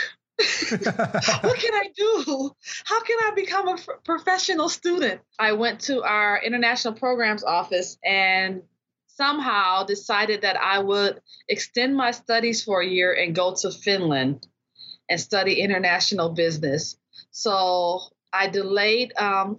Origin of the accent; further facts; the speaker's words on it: Detroit, Michigan, United States; now in South Range, United States; originally from Detroit, born and raised in Detroit, Michigan, and now living in the Upper Peninsula, Houghton, Michigan